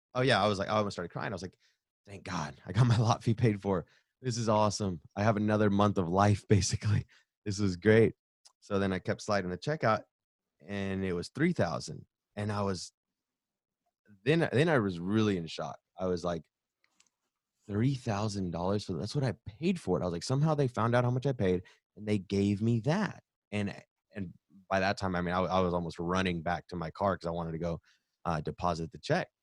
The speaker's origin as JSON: {"language": "English", "region": "the South", "country": "United States", "tie": "born or raised there", "said": "I'm born and raised in the South"}